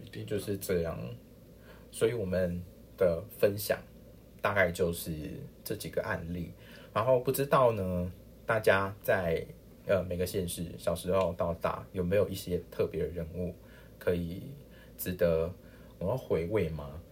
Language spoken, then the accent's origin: Chinese; Tainan, Taiwan; 这是我小时候那个村庄吗？是的，嗯。就是金沙里